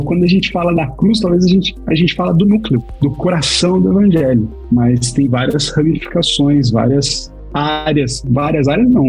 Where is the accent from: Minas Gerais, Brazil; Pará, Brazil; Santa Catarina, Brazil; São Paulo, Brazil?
São Paulo, Brazil; interior of São Paulo state, Brazil; A gente é paulista do interior